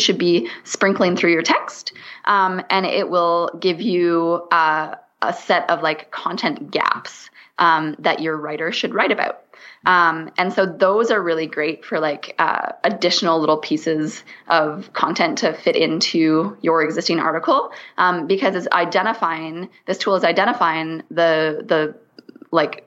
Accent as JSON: {"language": "English", "country": "Canada", "said": "I'm Canadian. So I say niche"}